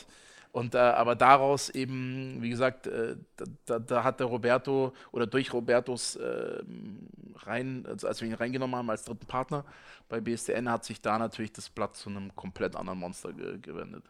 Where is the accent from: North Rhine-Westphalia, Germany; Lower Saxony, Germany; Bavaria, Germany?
Bavaria, Germany; Munich; als Münchner